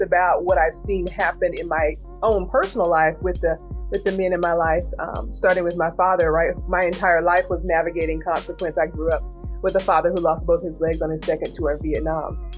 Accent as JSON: {"language": "English", "town": "Kinston", "region": "North Carolina", "country": "United States", "said": "I'm a girl from Kinston, North Carolina, and that's like a eastern North Carolina town"}